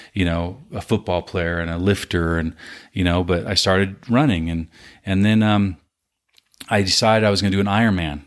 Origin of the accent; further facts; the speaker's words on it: Southern California, United States; I was born in California, Southern California